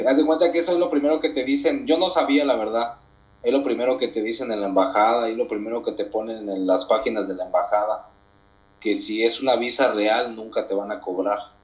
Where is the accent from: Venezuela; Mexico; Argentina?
Mexico; yo soy de México